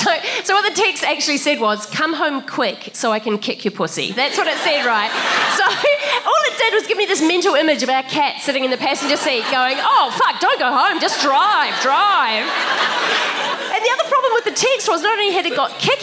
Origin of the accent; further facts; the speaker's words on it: New Zealand; now in Australia; as a New Zealander, I've married an Australian